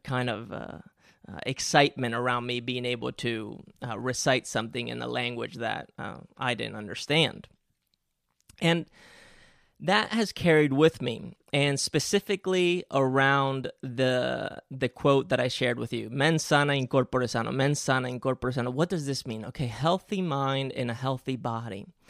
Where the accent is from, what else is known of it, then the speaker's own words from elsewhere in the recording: Spain; English is a second language; moved away; I grew up in Spain and English is actually my second language